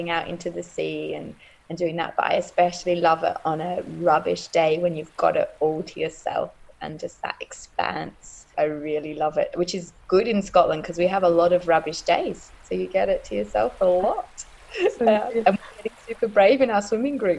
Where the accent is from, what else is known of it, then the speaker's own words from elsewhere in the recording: Australia; moved away; also born or lived in East Lothian; I grew up in Australia